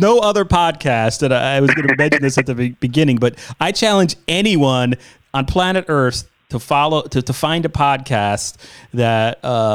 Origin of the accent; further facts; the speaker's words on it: New York, United States; growing up in New York on 92.3 K Rock